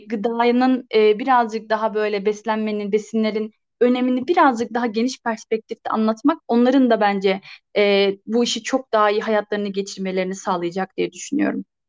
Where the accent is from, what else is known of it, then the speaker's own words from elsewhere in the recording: Ankara, Turkey; ben hep Ankara'daydım.